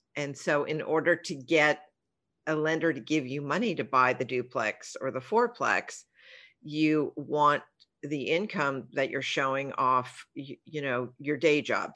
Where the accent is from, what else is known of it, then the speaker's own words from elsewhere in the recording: Los Angeles, California, United States; We grew up in the San Fernando Valley